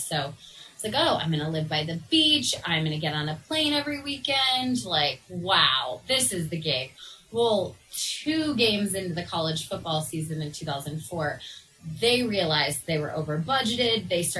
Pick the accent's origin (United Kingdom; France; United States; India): United States; Aurora, Colorado; also born or lived in Los Angeles / Michigan / San Diego; I grew up in Aurora.